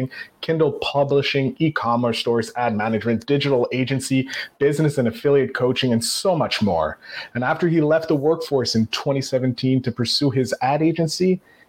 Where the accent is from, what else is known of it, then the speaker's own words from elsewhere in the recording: Canada; I'm Canadian